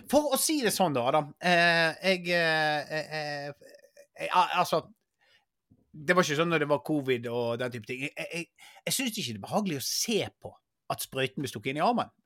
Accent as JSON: {"language": "Norwegian", "town": "Bergen", "region": "Vestland", "country": "Norway", "said": "Jeg er fra Bergen."}